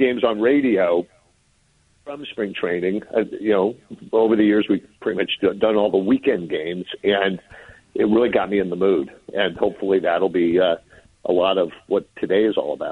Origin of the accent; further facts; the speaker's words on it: San Francisco, California, United States; as a kid growing up in San Francisco, going to Candlestick